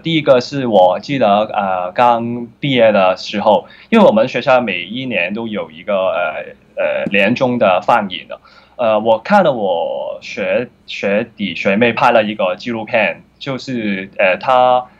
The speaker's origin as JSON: {"language": "Chinese", "country": "Hong Kong", "tie": "born or raised there", "said": "我小时候的长大的环境都是比较 很穷的，在香港，就是，呃，薪水部啊，不知道你们有没有去过，就是，呃，一些比较多地下街城的，呃，人，然后我就在这个环境长大"}